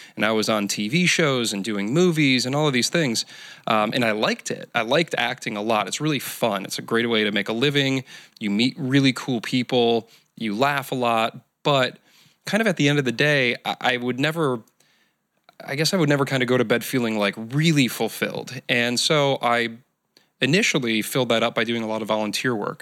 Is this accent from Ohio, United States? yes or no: no; Michigan, United States; now in Southern California, United States; I'm from Michigan